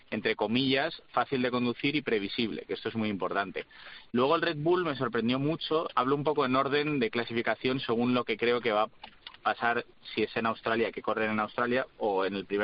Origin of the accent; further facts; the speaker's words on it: Spain; que soy español, ¿eh?